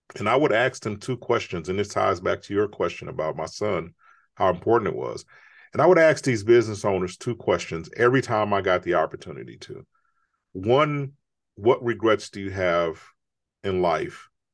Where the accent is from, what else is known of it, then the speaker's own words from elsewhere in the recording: Chicago, Illinois, United States; I grew up in Chicago